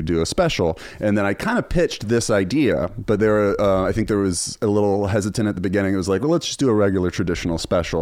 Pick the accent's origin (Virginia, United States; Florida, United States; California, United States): Virginia, United States; Charlottesville; I started a public access show in my hometown of Charlottesville, which is now famous.